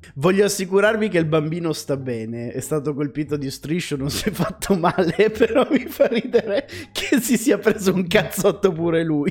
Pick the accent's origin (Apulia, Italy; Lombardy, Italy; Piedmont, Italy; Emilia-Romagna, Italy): Piedmont, Italy; Casale Monferrato; Io sono nato a Casale Monferrato